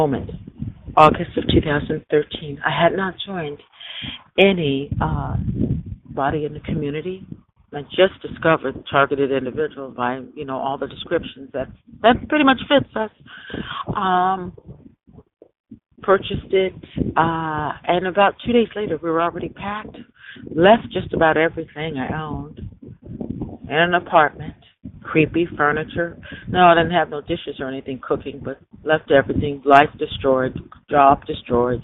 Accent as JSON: {"language": "English", "town": "Michigan City", "region": "Indiana", "country": "United States", "tie": "born or raised there", "also_born_or_lived": "Los Angeles, California", "moved": "as an adult", "said": "about to go back to my hometown where I was born, Michigan City, Indiana"}